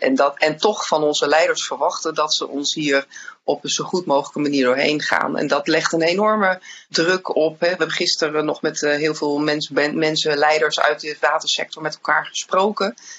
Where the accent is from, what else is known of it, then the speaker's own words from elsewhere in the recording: Netherlands; als Nederlanders